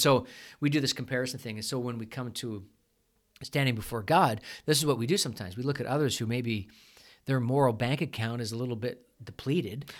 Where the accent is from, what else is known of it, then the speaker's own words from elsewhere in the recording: Canada; we're Canadian